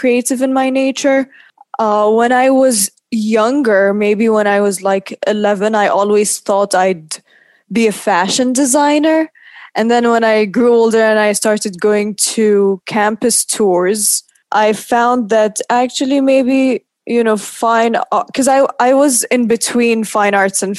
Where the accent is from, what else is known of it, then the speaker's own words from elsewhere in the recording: Oman; moved away as an adult; also born or lived in New York; now in London, United Kingdom; I'm from Oman, and I've been living in London for the past 6 years